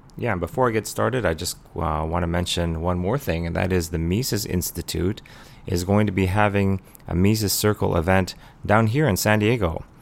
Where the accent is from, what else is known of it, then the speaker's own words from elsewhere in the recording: Canada; I'm a funny Canadian guy